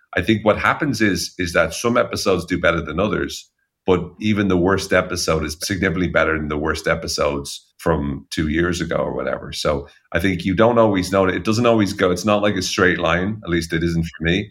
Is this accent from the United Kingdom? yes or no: no; Ireland; as Irish people